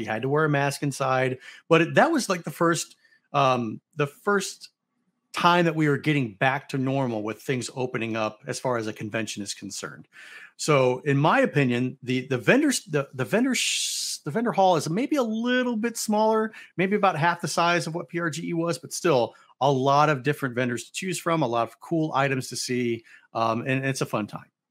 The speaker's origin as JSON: {"language": "English", "town": "St. Louis", "region": "Missouri", "country": "United States", "tie": "born or raised there", "said": "Louis Blues, they're my tried and true, they're my hometown team"}